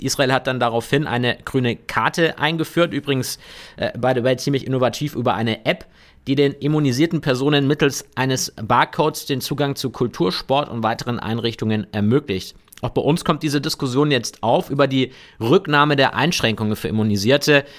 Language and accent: German; Bavaria, Germany; bei uns in Bayern